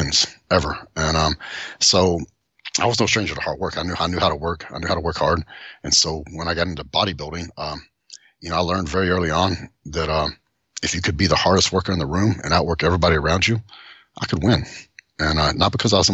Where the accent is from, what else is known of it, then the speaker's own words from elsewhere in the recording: Seymour, Texas, United States; also born or lived in Tyler, Texas; now in Southlake, United States; I was born in Tyler, Texas, but I grew up in Seymour, Texas